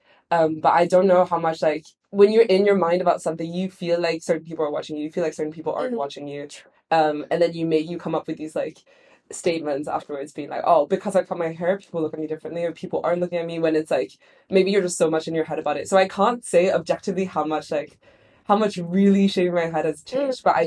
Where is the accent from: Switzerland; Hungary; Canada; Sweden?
Switzerland; now in London, United Kingdom; I'm also from Switzerland